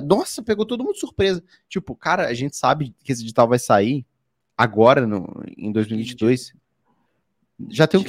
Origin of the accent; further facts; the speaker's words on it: Rio de Janeiro, Brazil; eu sou do Rio de Janeiro